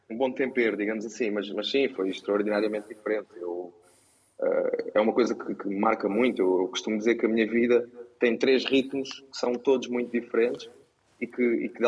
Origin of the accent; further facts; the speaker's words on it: Setúbal, Portugal; moved away as an adult; also born or lived in Cuba, Alentejo; now in Lisbon, Portugal; eu nasci em Cuba, do Alentejo, portanto, bem fora do, do, do mainstream, digamos assim. Depois, aos sete anos, passei para Setúbal e depois, como muitos jovens uh, da zona da Margem Sul, acabei por vir estudar para Lisboa.